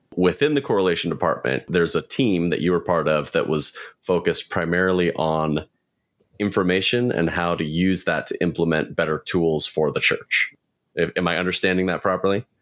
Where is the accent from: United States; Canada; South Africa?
United States; Pacific Northwest; So I was born and raised in the Pacific Northwest